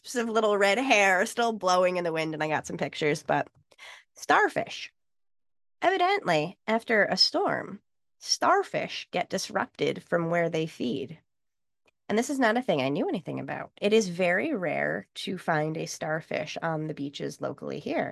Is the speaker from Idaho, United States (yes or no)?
no; New York, United States; I grew up in New York